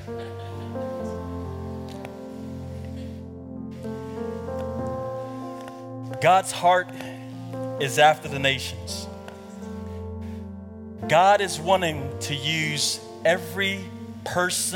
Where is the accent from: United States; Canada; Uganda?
Uganda; Kampala, Central Region; moved away; I was born in Kampala, Uganda.